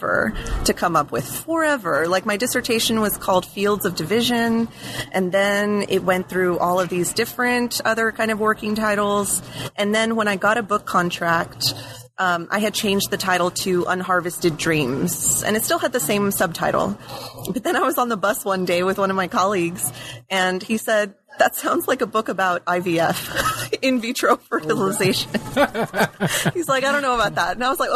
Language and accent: English; Alice, Texas, United States; moved away as an adult; also born or lived in New Haven, Connecticut / Santa Barbara, California; I grew up in South Texas, a little town called Alice, which is sort of near the Corpus Christi area, and didn't really leave Texas for all of my childhood